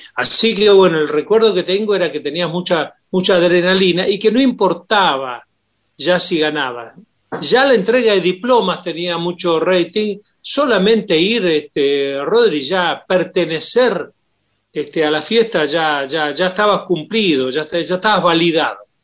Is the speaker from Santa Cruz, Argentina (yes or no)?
yes; Puerto Deseado, Santa Cruz, Argentina; moved away; yo sé que nací allí